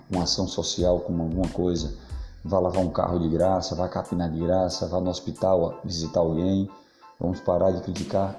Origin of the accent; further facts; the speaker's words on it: Bahia, Brazil; Eu sou da Bahia